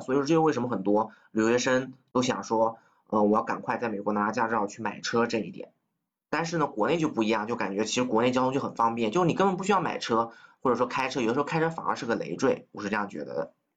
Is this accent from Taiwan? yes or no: no; Nanjing, Jiangsu, China; moved away as an adult; also born or lived in United States; 因为我是南京人嘛